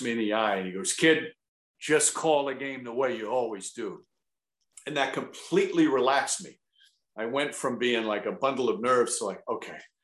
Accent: Yonkers, New York, United States; My mother still lives in the house that I grew up in Yonkers

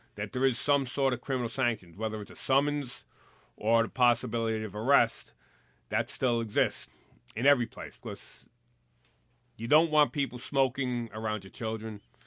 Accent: New York City, New York, United States; I grew up here in the Bronx, and this is where I patrolled

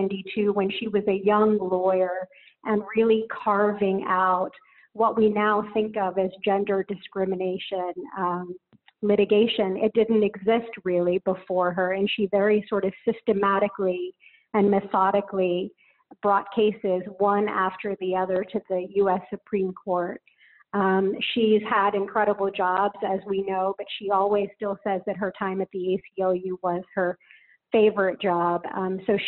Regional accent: West Virginia, United States; also born or lived in India; we moved to a small town in West Virginia

